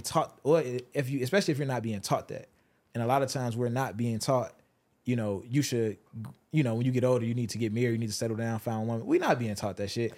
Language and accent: English; Chicago, Illinois, United States; I'm from Chicago.